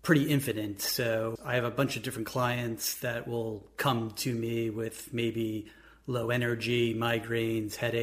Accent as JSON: {"language": "English", "region": "New York", "country": "United States", "moved": "yes", "lives_now": "Columbus, United States", "said": "I'm originally from New York. I'm now in Columbus"}